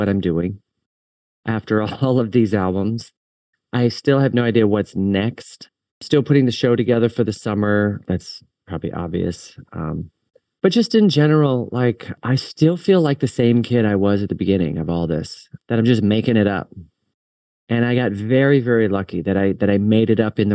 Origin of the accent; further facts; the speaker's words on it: Richmond, Virginia, United States; my hometown of Richmond, Virginia